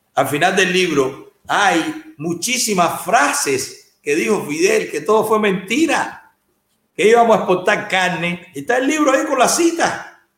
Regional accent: Cuba; moved away as an adult; Yo tengo 47 años, salí de Cuba con 33

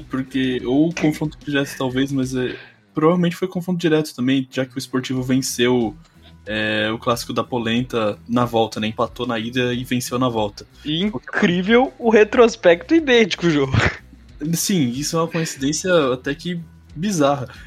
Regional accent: São Paulo, Brazil

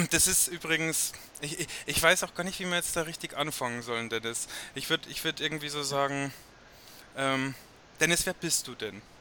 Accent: Passau, Bavaria, Germany; für unsere Servus Berlin-Zuhörer, wir sind aus Passau ursprünglich.

